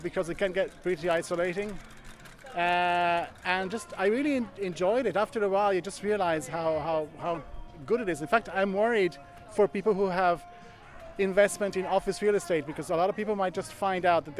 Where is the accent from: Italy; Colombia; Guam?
Italy; Florence, Tuscany; now in Dublin, Ireland; Florence, Italy